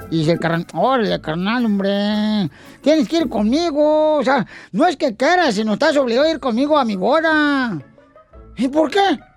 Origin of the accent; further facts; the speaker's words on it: Guadalajara, Jalisco, Mexico; Soy de Guadalajara, Jalisco, la tierra donde serán los machos.